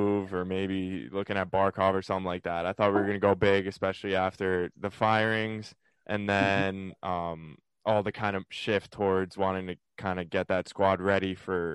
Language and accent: English; New York City, New York, United States; moved away as an adult; now in Hoboken, United States; I grew up in Bayside, Queens, and I go to school now in Jersey with Joey